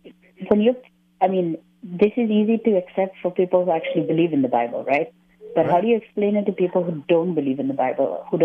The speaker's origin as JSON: {"language": "English", "country": "India", "said": "No, I'm not from Philadelphia. I'm holidaying in Philadelphia. I'm from India."}